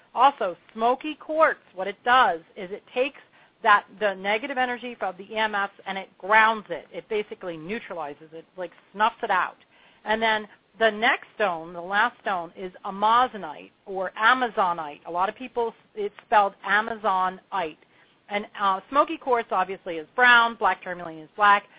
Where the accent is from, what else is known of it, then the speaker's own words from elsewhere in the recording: Pennsylvania, United States; also born or lived in Long Beach Island, New Jersey / New Hope, Pennsylvania / New York; now in Asheville, United States; I was born and bred in Pennsylvania